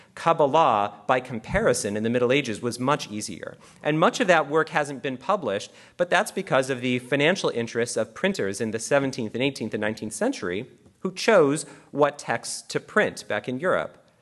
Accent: Canada; I'm actually Canadian.

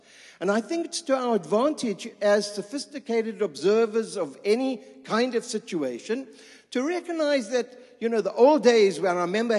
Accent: England, United Kingdom; accent: English; moved away as an adult; now in Israel; I hope the students understand my English accent. You know, it's a kind of a different kind of accent.

